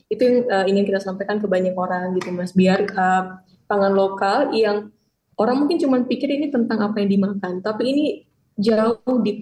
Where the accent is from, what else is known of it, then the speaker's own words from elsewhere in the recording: western Indonesia, Indonesia; born there; saya kan karena lahir di Indonesia bagian barat, saya nggak tahu sorghum sama sekali.